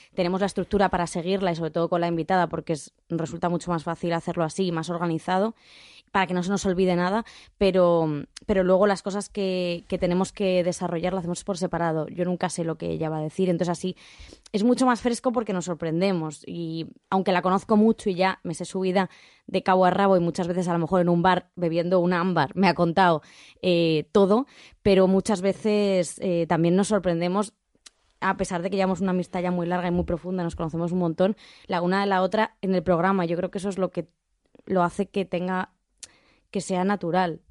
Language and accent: Spanish; Rivas-Vaciamadrid, Community of Madrid, Spain; yo soy de Rivas